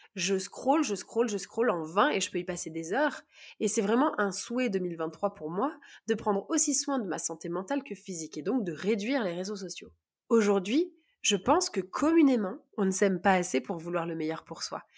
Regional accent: Grenoble, Auvergne-Rhône-Alpes, France; je viens de Grenoble

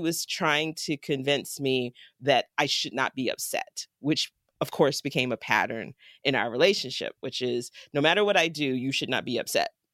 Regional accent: Jacksonville, Florida, United States; now in Pittsburgh, United States; my hometown of Jacksonville, Florida

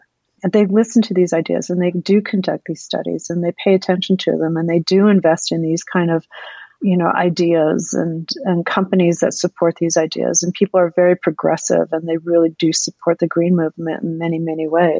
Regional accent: Nebraska, United States; moved away as an adult; also born or lived in New York; I was raised in Nebraska

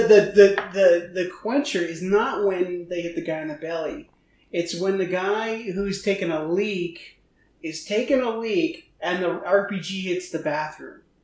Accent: Eugene, Oregon, United States; moved away; I grew up in Eugene.

